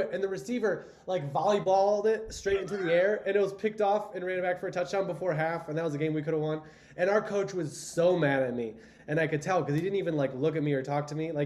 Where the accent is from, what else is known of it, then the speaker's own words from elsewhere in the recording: Indiana, United States; moved away; also born or lived in Cleveland / Chicago; I grew up in Indiana